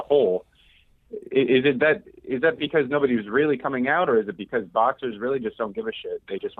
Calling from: Quincy, United States; from Quincy.

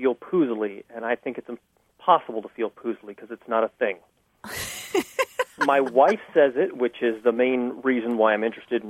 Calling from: San Diego, California, United States; I am calling from San Diego, California.

